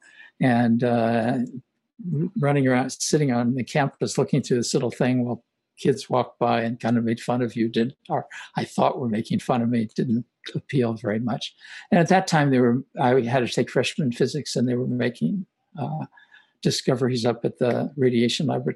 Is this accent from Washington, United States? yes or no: no; Los Angeles, California, United States; also born or lived in Omaha, Nebraska; I grew up in Hollywood, kind of near Hollywood, East Hollywood